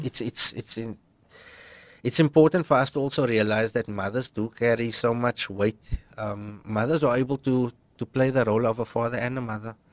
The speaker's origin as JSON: {"language": "English", "town": "Cape Town", "region": "Western Cape", "country": "South Africa", "tie": "born or raised there", "said": "We grew up in Bridgetown"}